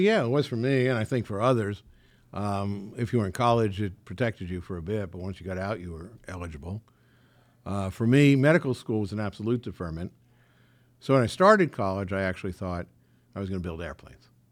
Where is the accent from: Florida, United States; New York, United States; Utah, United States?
New York, United States; New York City; moved away as an adult; also born or lived in Valley Stream, Long Island; now in Beverly Hills, United States; I grew up in Forest Hills.